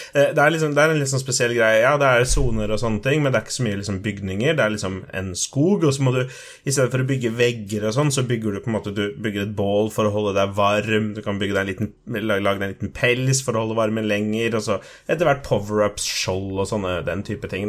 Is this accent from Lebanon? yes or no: no; Colombia; now in Norway; jeg er fra Colombia